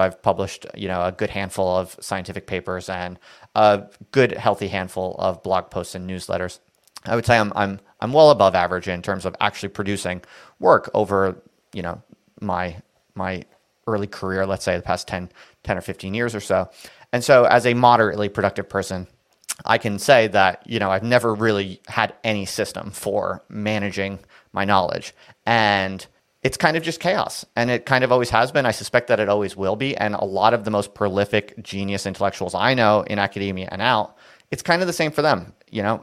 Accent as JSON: {"language": "English", "region": "New Jersey", "country": "United States", "moved": "yes", "said": "I'm from New Jersey"}